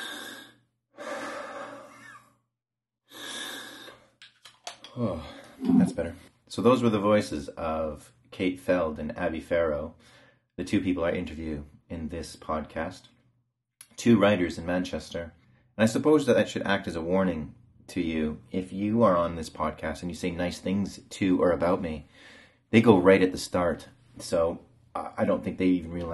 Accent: Canada; now in England; I'm from Canada

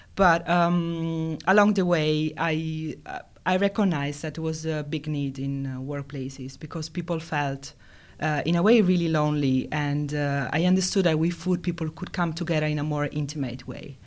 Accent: Italy; moved away as an adult; also born or lived in Finland; now in Helsinki, Finland; I'm from Italy

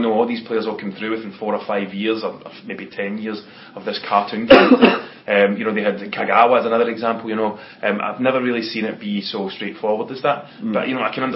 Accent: Scotland, United Kingdom; as a Scotsman

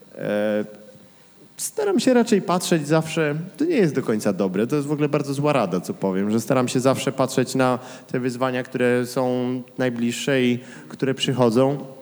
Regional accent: Kraków, Lesser Poland, Poland; moved away; wychowałem się w sumie w Śródmieściu

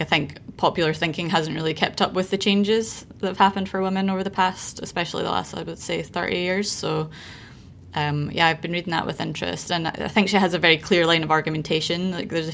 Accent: United Kingdom; moved away; in the UK, like we have a tendency to start talking about it being winter in November

